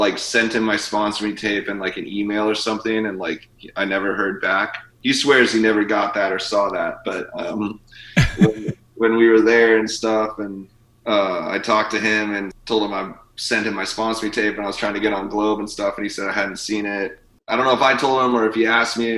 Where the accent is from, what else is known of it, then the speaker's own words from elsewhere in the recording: Washington, United States; growing up in Washington